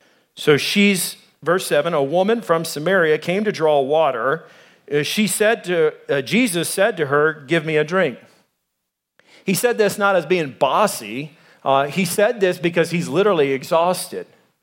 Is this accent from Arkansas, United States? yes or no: yes; Arkansas, United States; now in Arizona, United States; I came from Arkansas. There's racist people there. There's racist people here in Arizona.